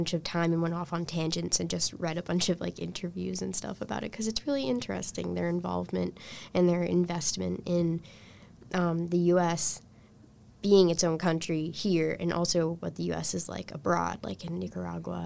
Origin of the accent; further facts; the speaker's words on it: United States; my position in the world as an American person